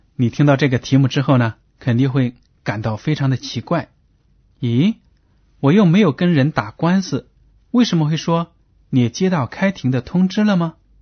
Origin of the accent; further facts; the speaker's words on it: China; 我们中国人说，善有善报，恶有恶报